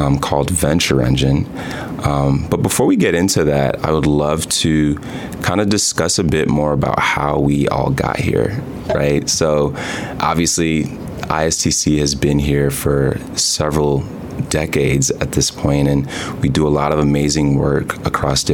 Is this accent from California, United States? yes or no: no; Chicago, Illinois, United States; I'm from Chicago, Illinois